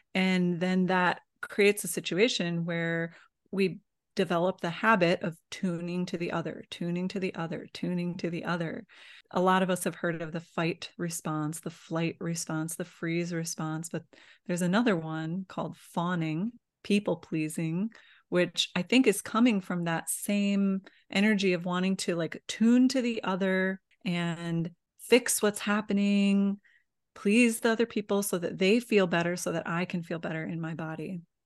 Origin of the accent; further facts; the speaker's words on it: Midwest, United States; I grew up in the Midwest, in the United States